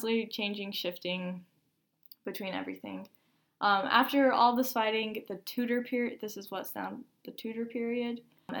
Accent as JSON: {"language": "English", "country": "United States", "said": "as an American, I'm a super mutt. And I'm mostly Norwegian, but then I'm like 44% Norwegian and then like 20-something percent English."}